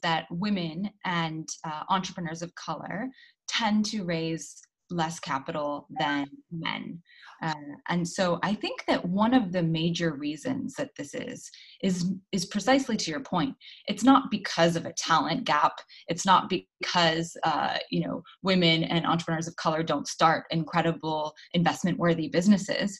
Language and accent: English; Los Angeles, California, United States; moved away as an adult; also born or lived in East Africa / West Africa / New York; now in London, United Kingdom; I am born and raised in Los Angeles, California, but I live in London now